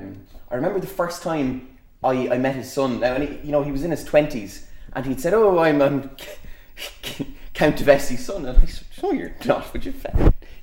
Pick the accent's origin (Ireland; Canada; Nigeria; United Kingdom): Ireland; Ballyroan, Leinster; I'm from Ballyroan